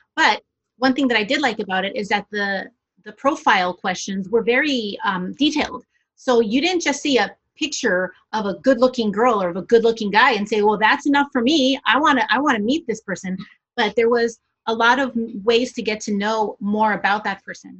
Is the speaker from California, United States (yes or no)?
yes; California, United States; moved away as an adult; also born or lived in Senegal; now in Montreal, Canada; I am from California originally and I am uh, of Colombian descent